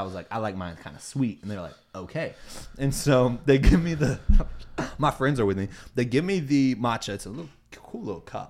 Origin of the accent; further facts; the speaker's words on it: the South, United States; I'm from the South.